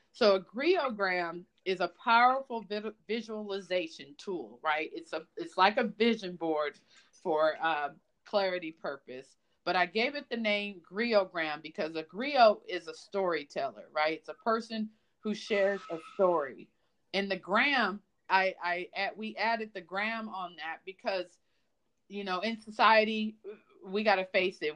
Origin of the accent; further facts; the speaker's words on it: Los Angeles, California, United States; I'm from Los Angeles